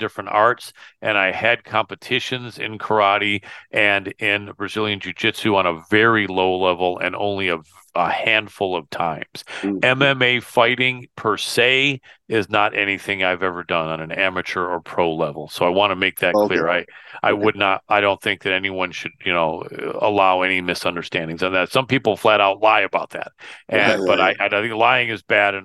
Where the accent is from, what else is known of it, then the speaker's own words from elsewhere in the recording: Michigan, United States; moved away; my home state of Michigan, my original home state